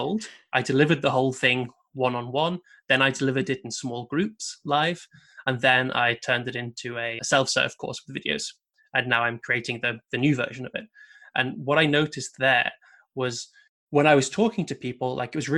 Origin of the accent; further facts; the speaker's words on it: United Kingdom; being British